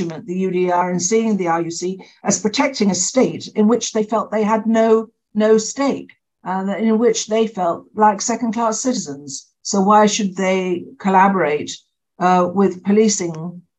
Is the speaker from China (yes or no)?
no; United Kingdom; now in Northern Ireland, United Kingdom; I'm British. I mean, I'm still British.